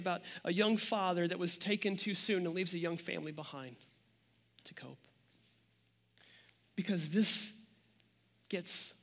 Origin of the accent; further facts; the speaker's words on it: near Joplin, Missouri, United States; now in Kansas City, United States; Joplin, Missouri, just 25 minutes from my hometown